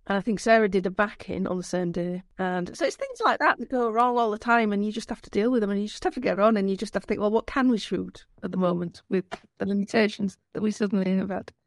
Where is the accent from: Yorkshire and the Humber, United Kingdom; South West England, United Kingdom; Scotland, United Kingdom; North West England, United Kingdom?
Yorkshire and the Humber, United Kingdom; accent: Yorkshire; moved away as an adult; also born or lived in London; I'm from Yorkshire, obviously, 'cause you can tell from my accent